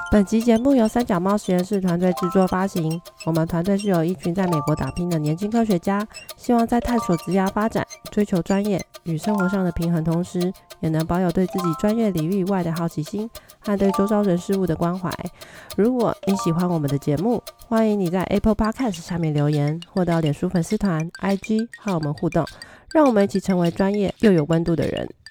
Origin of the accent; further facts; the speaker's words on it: Taiwan; 我们台湾